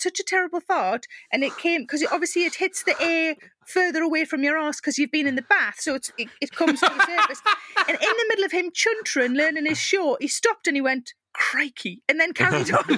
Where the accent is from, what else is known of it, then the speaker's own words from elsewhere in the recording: South Shields, North East England, United Kingdom; I'm from South Shields